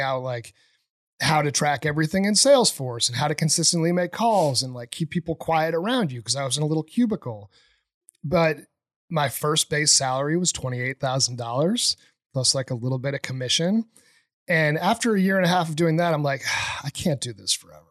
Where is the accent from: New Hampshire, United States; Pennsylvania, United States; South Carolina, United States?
New Hampshire, United States; moved away as an adult; also born or lived in Boston; I grew up in New Hampshire, um, really in the middle of nowhere.